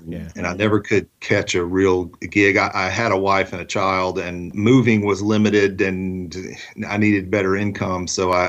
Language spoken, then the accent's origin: English; Magnolia, Arkansas, United States; accent: Southern; also born or lived in Camden, Arkansas; I was born in a town called Camden, Arkansas, in South Arkansas, and grew up in a little town called Magnolia. I don't, got a little bit of a Southern accent, but it's because I grew up in a little town called Magnolia, Arkansas